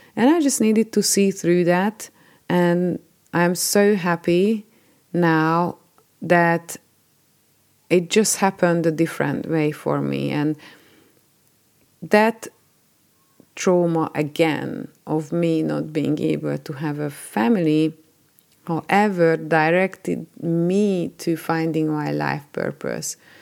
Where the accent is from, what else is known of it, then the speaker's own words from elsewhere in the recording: Hungary; moved away as an adult; I was born in Hungary and, uh, lived there till I was twenty-nine